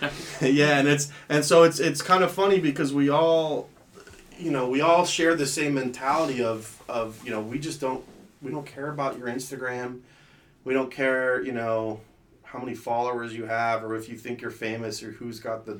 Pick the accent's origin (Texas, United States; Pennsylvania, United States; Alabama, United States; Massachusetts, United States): Pennsylvania, United States; State College; also born or lived in Colorado / Atlanta / Florida; So I lived a majority of my life in State College, Pennsylvania.